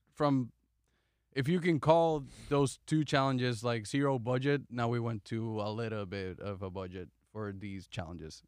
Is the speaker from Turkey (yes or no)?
no; Puerto Rico; moved away; I'm from Puerto Rico